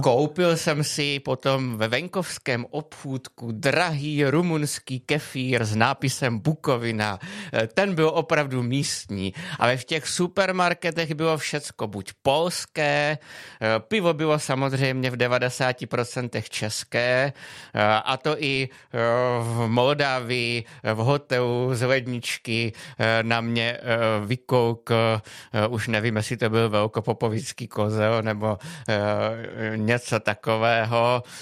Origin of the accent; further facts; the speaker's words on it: Czechia; jsem řekl Čech